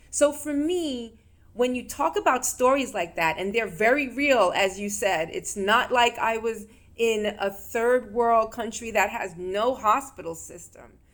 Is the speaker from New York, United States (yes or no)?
yes; New York, United States; in the state that I grew up in, and I'm from New York.